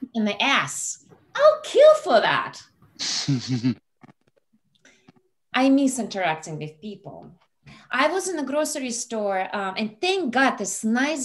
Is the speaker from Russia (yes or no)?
yes; Russia; moved away; I'm Russian. I'm from Russia.